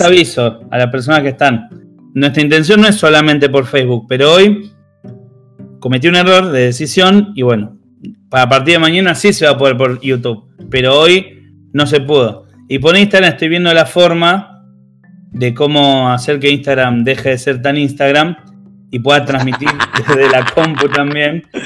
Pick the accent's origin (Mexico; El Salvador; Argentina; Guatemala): Argentina; acá en, Argentina